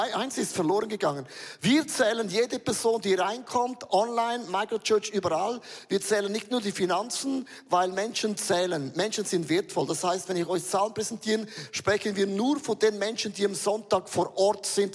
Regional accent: Switzerland; Wir sind Schweizer

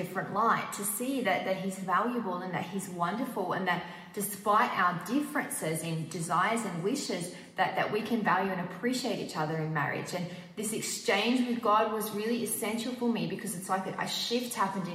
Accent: Australia; now in Switzerland; As an Australian living in Switzerland

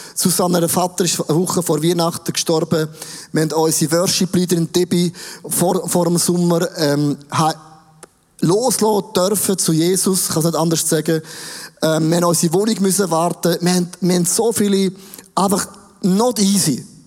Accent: Switzerland; uns, der Schweiz

